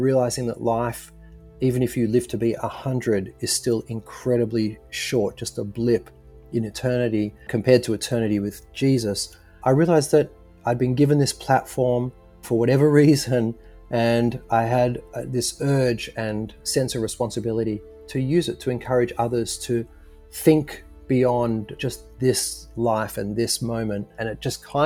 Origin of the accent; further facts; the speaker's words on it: Sydney, New South Wales, Australia; moved away as an adult; now in Nashville, United States; I am coming from Nashville, Tennessee, although originally from Sydney, Australia.